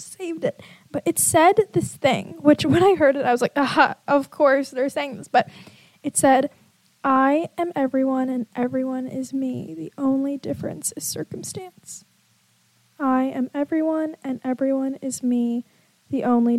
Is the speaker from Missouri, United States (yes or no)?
no; California, United States; I'm a 22-year-old who was born in California